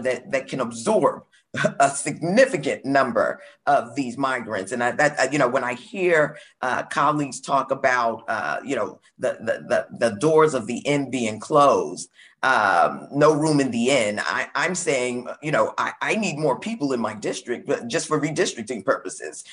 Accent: Brooklyn, New York, United States; I'm from Brooklyn, New York

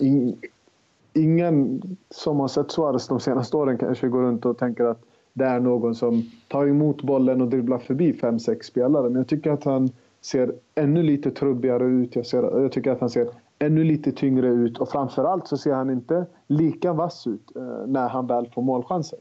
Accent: Sweden; vi är ju svenskar

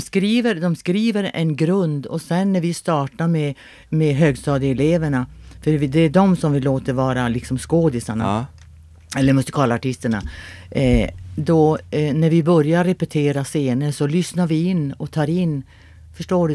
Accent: Luleå, Norrbotten County, Sweden; moved away as an adult; also born or lived in Örebro; jag är född i Luleå och jag har bott i Luleå i många, många, många, många år

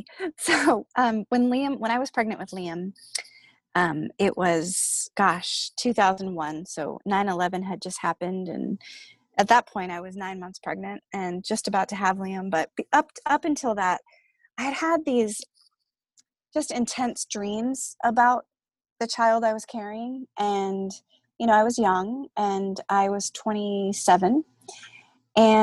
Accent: San Diego, California, United States; moved away as an adult; now in New Hampshire, United States; I am from Southern California, and I've lived in New Hampshire now since 2002

